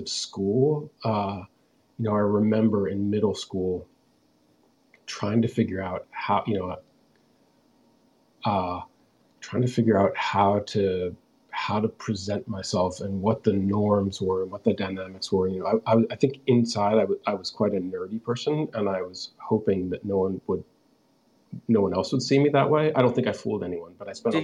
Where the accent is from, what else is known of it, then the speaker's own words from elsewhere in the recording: Bethesda, Maryland, United States; also born or lived in Washington, D.C.; I grew up just outside Washington, D.C. in a town called Bethesda, Maryland